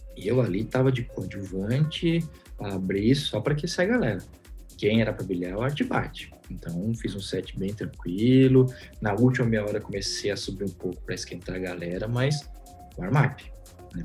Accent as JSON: {"language": "Portuguese", "region": "São Paulo", "country": "Brazil", "said": "eu sou de São Paulo"}